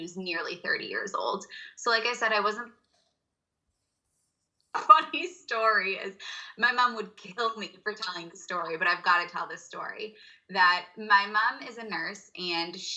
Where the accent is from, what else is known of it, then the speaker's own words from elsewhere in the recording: Boston, Massachusetts, United States; I was born and raised in Boston